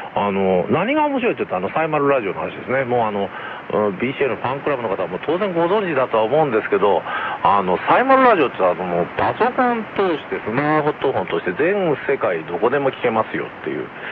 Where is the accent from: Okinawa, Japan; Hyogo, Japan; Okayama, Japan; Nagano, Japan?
Nagano, Japan; 地元で僕長野生まれなのであの地元の信越放送